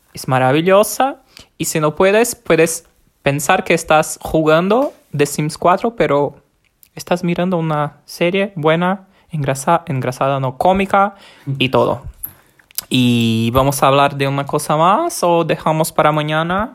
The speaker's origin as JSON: {"language": "Spanish", "town": "Maceió", "region": "Alagoas", "country": "Brazil", "second_language": "Spanish", "said": "Tengo 26 años, soy de Brasil, de la ciudad de Maceió"}